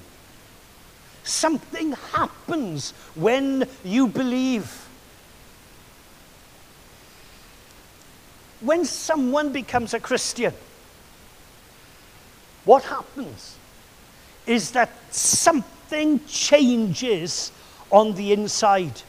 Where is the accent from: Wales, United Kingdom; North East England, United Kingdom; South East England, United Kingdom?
Wales, United Kingdom; I'm Welsh